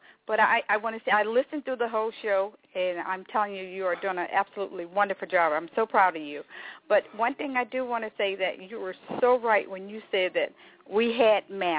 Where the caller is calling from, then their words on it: Montgomery, Alabama, United States; calling from Montgomery.